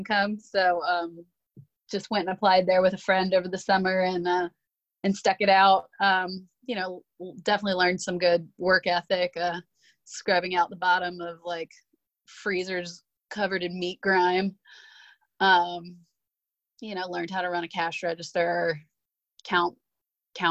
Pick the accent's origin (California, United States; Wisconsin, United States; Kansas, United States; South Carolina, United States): South Carolina, United States; Columbia; moved away as an adult; also born or lived in Charleston, South Carolina; I'm from Columbia, South Carolina, originally.